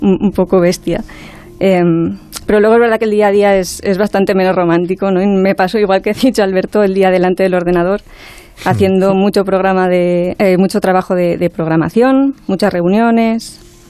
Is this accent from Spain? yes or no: yes; Spain; somos pues, dos españolas